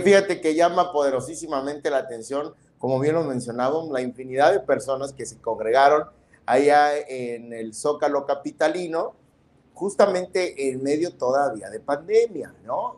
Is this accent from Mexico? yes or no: yes; Tonalá, Chiapas, Mexico; born or raised there